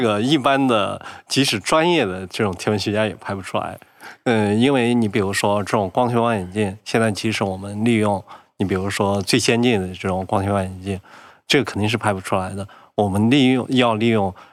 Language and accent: Chinese; Shaanxi, China; moved away; 我老家是陕西